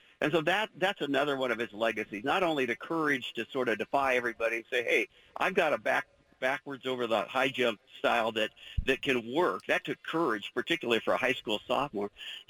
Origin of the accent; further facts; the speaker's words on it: Corvallis, Oregon, United States; I grew up in Corvallis.